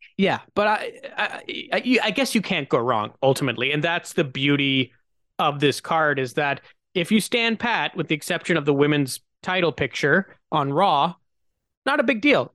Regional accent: Canada; as a Canadian

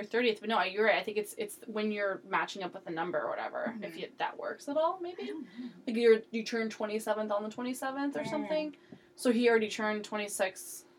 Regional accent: Napa, California, United States; I'm from Napa

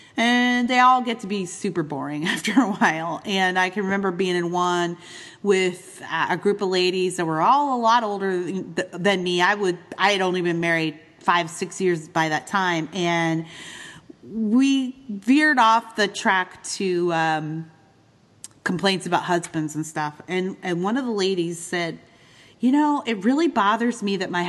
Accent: Eastern Canada, Canada; moved away as an adult; also born or lived in Midwest, United States; now in United States; growing up in Eastern Canada

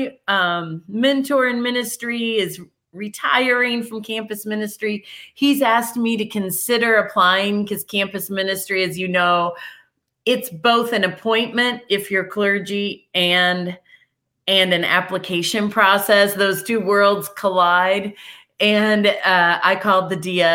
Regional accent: Arcola, Illinois, United States; It was the Arcola United Methodist Church, my hometown church.

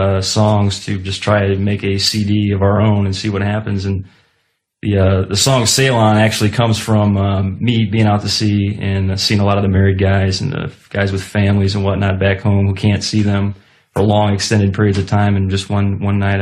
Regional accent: Ohio, United States; I'm from Ohio

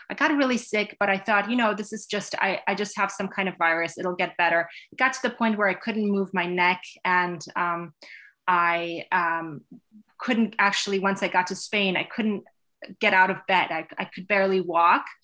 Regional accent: New York, United States; now in Connecticut, United States; before I moved here, I had spent my teen years in Westchester County, New York.

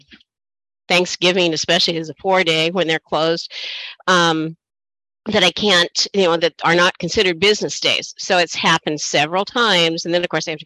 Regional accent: Oregon, United States; now in Washington, United States; I'm originally from Oregon.

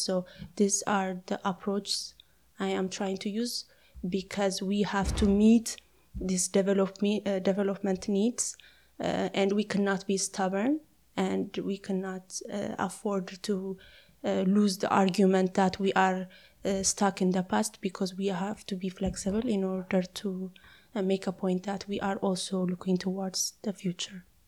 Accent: Ethiopia; I am from Ethiopia

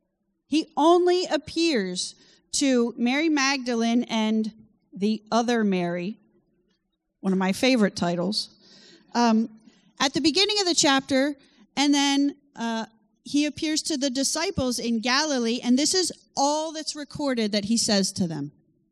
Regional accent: France; I grew up in France. And my parents still live there

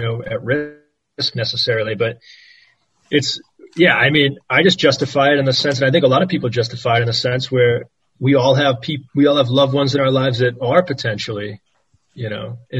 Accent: United States; moved away; As an American

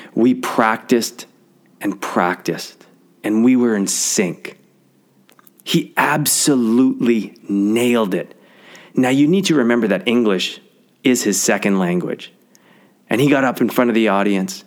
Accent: Canadian Prairies, Canada; I grew up on the Canadian prairies

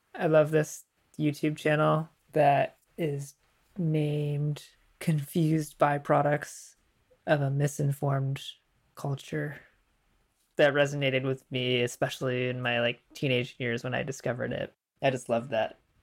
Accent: United States; now in Vancouver, Canada; I grew up in Western culture in the U S.

